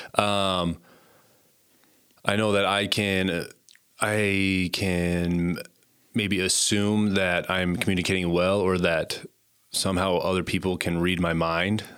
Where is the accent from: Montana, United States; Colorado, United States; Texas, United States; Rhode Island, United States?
Montana, United States; Conrad; moved away as an adult; also born or lived in Butte, Montana; now in Gillette, United States; I grew up in Conrad, Montana, a little town in northern Montana. Um, born and raised there